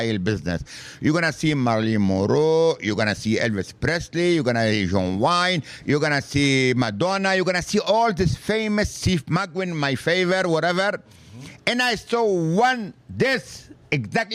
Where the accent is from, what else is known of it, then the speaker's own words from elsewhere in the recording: France; English is a second language; moved away as an adult; now in Philadelphia, United States; I came from France